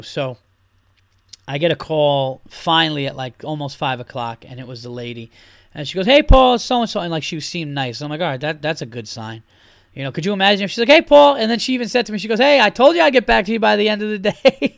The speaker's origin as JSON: {"language": "English", "region": "New York", "country": "United States", "said": "I'm from New York"}